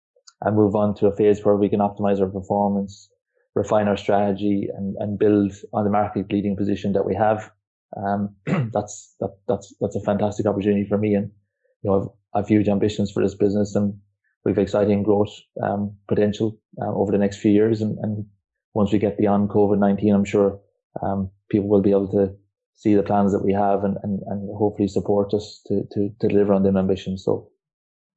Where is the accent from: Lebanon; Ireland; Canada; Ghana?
Ireland; Kerry, Munster; I'm Irish. I grew up in Ireland. Grew up in a place called Kerry. It's a rural community in the southwest of Ireland.